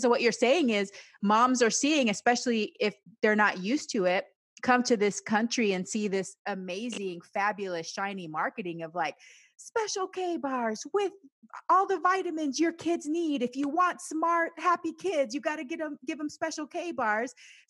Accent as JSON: {"language": "English", "country": "Panama", "tie": "born or raised there", "also_born_or_lived": "United States", "said": "because I grew up both in Panama and the United States. So I feel like I can immerse in both cultures and feel fine."}